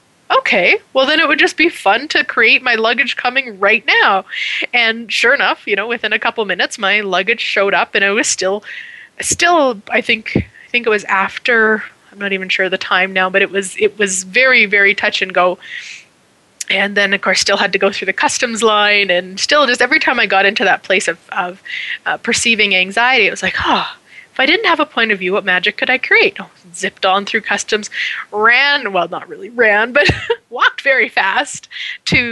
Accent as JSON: {"language": "English", "country": "Canada", "said": "being Canadian"}